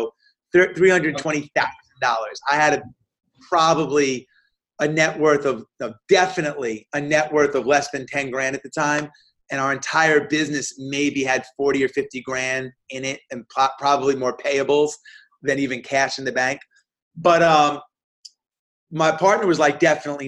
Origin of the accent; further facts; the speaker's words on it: New York, United States; I'm a New Yorker